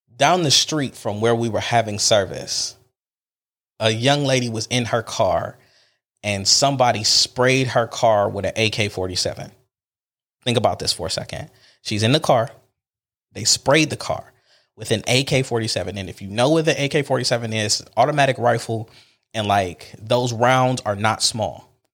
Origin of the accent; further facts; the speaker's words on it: Cleveland, Ohio, United States; I'm from Cleveland